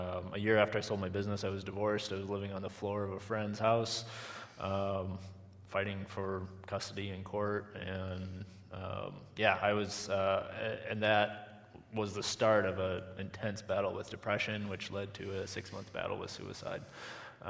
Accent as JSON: {"language": "English", "region": "western Wisconsin", "country": "United States", "tie": "born or raised there", "said": "I grew up on a farm in western Wisconsin"}